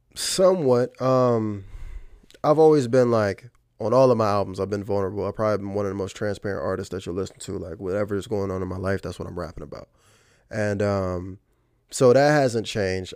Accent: Fredericksburg, Virginia, United States; moved away as an adult; now in Richmond, United States; I'm from Fredericksburg, Virginia

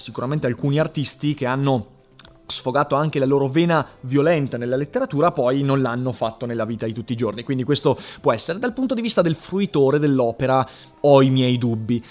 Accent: Vicenza, Veneto, Italy; a me che sono un vicentino di 13 anni

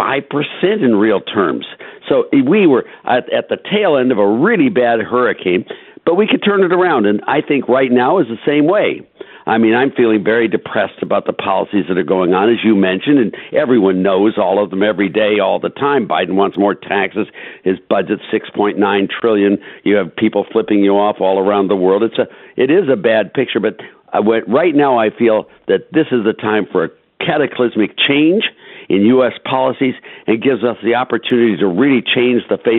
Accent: Cleveland, Ohio, United States; I come from Cleveland, Ohio

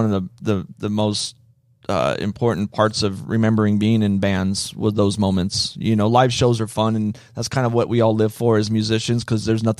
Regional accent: Las Vegas, Nevada, United States; born or raised there

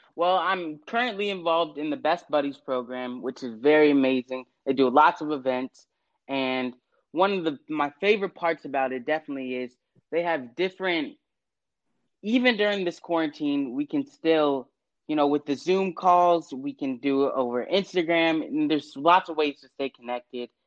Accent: West Chester, Ohio, United States; my hometown of Westchester, Ohio

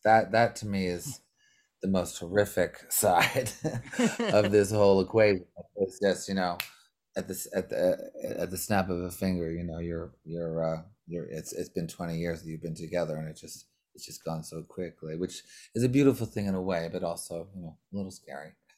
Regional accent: Montreal, Quebec, Canada; we're all from Montreal

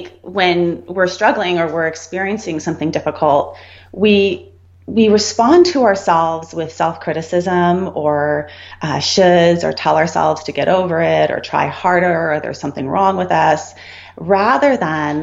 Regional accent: Santa Barbara, California, United States; also born or lived in Colorado; I grew up in Santa Barbara

